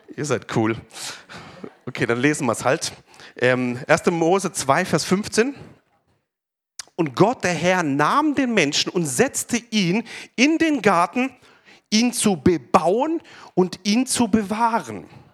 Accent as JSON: {"language": "German", "town": "Pforzheim", "region": "Baden-Württemberg", "country": "Germany", "tie": "born or raised there", "said": "ich bin ja geboren hier in Pforzheim, aufgewachsen in der Gemeinde"}